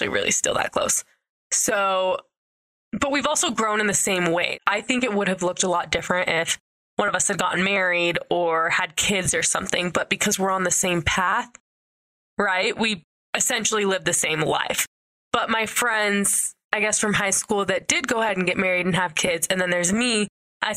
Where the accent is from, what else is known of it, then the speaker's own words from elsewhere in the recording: St. George, Utah, United States; I grew up in like southern Utah, kind of by Vegas